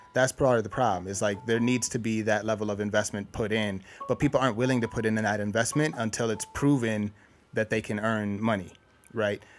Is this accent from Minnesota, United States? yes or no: yes; Minnesota, United States; I'm from Minnesota